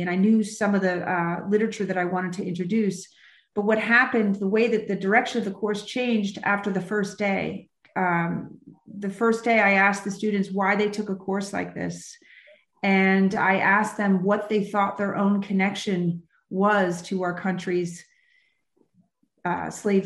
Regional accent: Baltimore, Maryland, United States; the African-American history in my own town

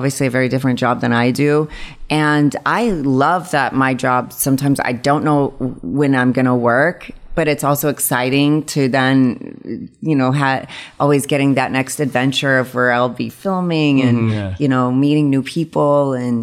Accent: Illinois, United States; moved away; I grew up in Illinois

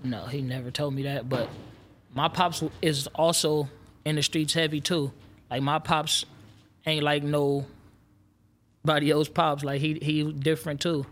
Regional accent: Los Angeles, California, United States; I'm from South Central L A.

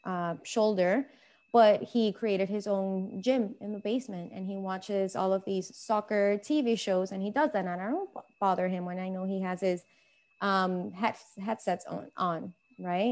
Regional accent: Venezuela; moved away; I'm from Venezuela. I'm Hispanic

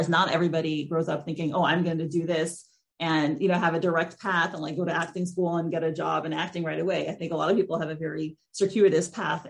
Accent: New York City, New York, United States; I'm from New York City. And one of the things I realized is that I can't be in a place that's too quiet. I live in the suburbs now, but like I just have to be close to the city.

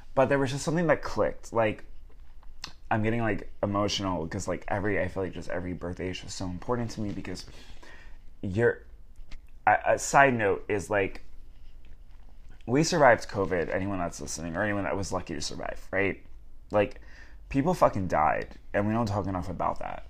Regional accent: Long Island, New York, United States; moved away as an adult; now in Los Angeles, United States; We're from Long Island

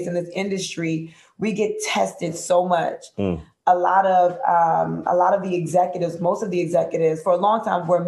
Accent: United States; I'm from Grant Projects

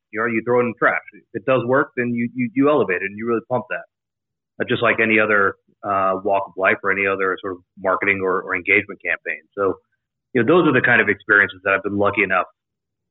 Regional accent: College Station, Texas, United States; moved away; also born or lived in Jacksonville; I grew up in College Station, Texas, home of Texas A&M

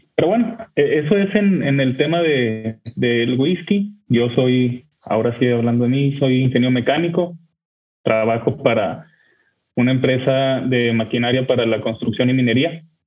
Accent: Torreón, Coahuila, Mexico; now in Monterrey, Mexico; yo vivo en Monterrey, México, pero soy originario de Torreón

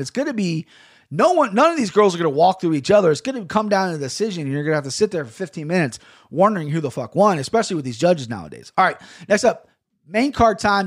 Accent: United States; I'm an American, I'm red, white, and blue

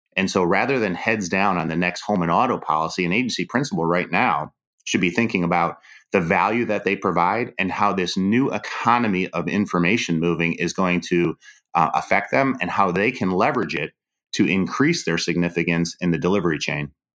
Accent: Cleveland, Ohio, United States; I'm Polish from Cleveland

